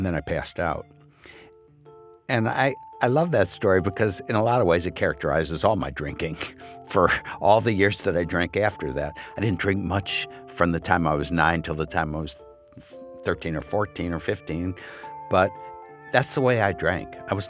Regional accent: Michigan, United States; now in Oregon, United States; I came from Michigan. Wasn't bad, but I wanted to be out where I thought the hippie movement was happening.

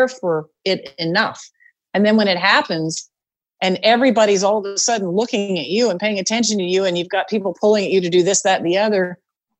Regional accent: Canada; moved away as an adult; now in United States; I was from Canada

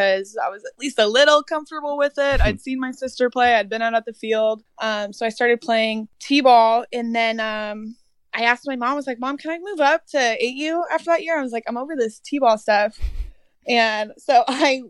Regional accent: Brea, California, United States; I grew up in Brea, California. It's in Orange County

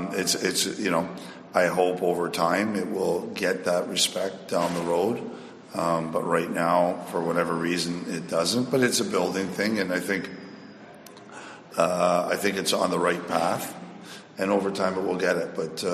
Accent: Toronto, Ontario, Canada; also born or lived in Nuremberg, Germany; now in Peterborough, Canada; I'm a Toronto boy at heart. I grew up in Toronto and, you know, still family and friends there. And you know, I got a cottage in Peterborough, bought it just after junior. So I've been here for the summers anyways

